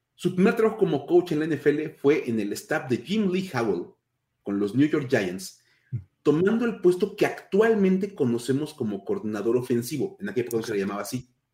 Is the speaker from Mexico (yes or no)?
yes; Mexico; somos, somos mexicanos y en México que estamos celebrando el Día de Muertos